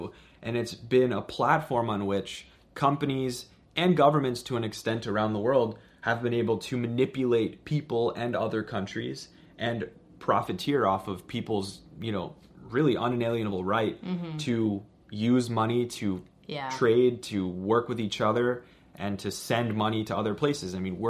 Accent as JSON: {"language": "English", "town": "Washington", "region": "District of Columbia", "country": "United States", "said": "I don't live in Canada. I'm from Washington, D.C."}